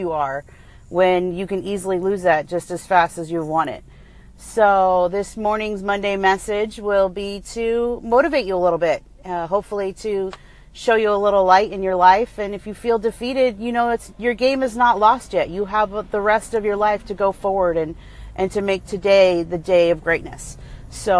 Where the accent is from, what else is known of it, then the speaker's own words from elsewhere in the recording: New England, United States; now in California, United States; I am from New England and still support my home team, even though I've been transplanted